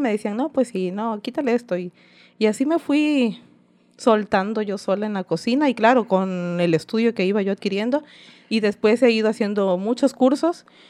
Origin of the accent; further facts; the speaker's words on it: Isla, Veracruz, Mexico; soy originaria de Isla Veracruz